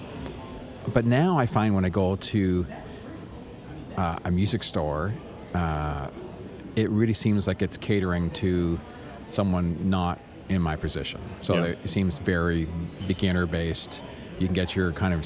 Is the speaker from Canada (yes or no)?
yes; Canada; I'm from Canada